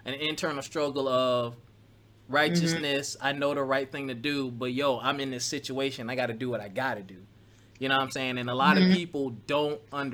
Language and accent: English; Philadelphia, Pennsylvania, United States; I grew up in Philly